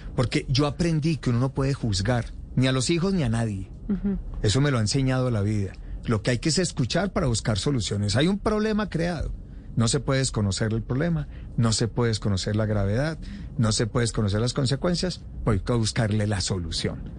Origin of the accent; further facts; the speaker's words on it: Pensilvania, Caldas, Colombia; concejal de mi pueblo Pensilvania